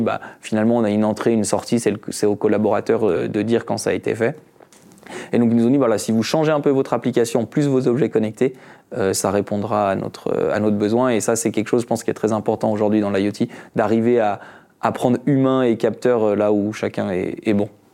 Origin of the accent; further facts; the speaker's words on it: France; moved away as an adult; also born or lived in Switzerland; je suis français, j'ai fait mon bac en France.